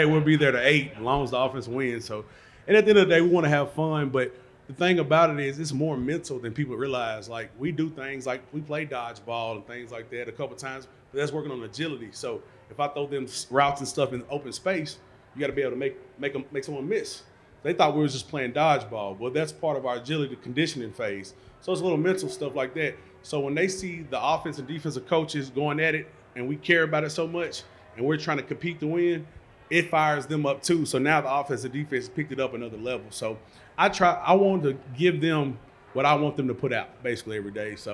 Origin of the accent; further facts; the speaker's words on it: Nashville, Tennessee, United States; I grew up in East Nashville